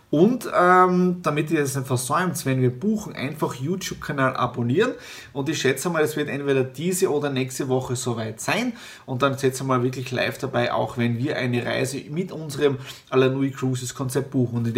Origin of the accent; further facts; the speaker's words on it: Meiersdorf, Styria, Austria; Das ist ja wirklich Brauch bei uns in der Steiermark und vor allem in der Südsteiermark. Um 8.30 Uhr war ich schon bei der Fleischweihe bei uns zu Hause in Meiersdorf.